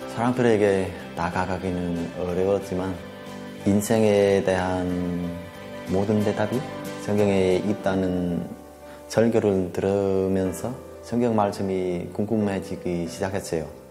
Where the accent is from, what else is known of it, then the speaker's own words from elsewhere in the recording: Vietnam; moved away as an adult; now in South Korea; 저는 베트남에서 온 33살